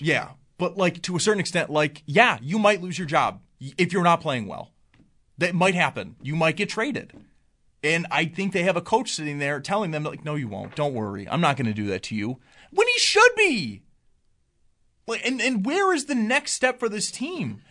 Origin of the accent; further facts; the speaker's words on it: Cheektowaga, New York, United States; I was born and raised there